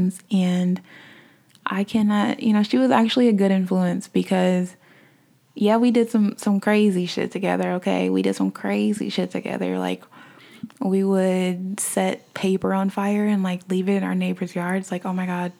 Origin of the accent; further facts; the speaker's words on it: Omaha, Nebraska, United States; also born or lived in Ohio; moved back to my hometown of Omaha, Nebraska